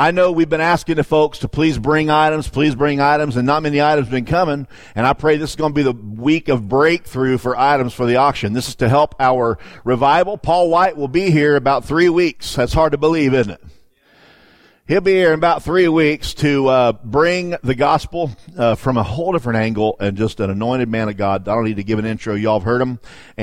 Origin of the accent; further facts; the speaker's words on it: Florida, United States; moved away; I grew up in Florida